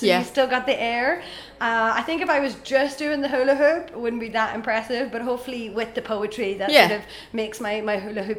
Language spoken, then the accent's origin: English; Omagh, Northern Ireland, United Kingdom; moved away as an adult; also born or lived in London; now in England; I'm originally from Omagh in Northern Ireland.